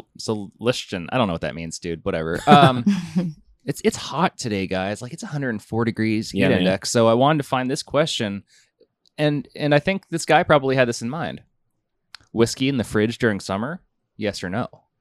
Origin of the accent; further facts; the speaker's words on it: United States; because I'm an American